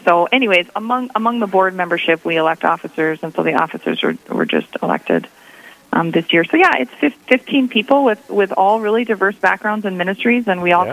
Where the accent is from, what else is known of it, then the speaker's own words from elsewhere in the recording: East Grand Forks, Minnesota, United States; also born or lived in Mankato, Minnesota; I grew up in Northwest Minnesota, um, in East Grand Forks, and in the Diocese of Crookston